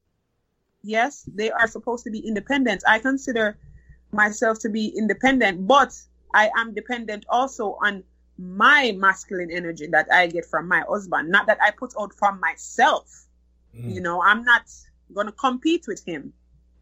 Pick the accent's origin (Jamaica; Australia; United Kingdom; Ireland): Jamaica; now in United States; I grew up in Jamaica, went to high school in Jamaica. I consider myself raised as a Jamaican person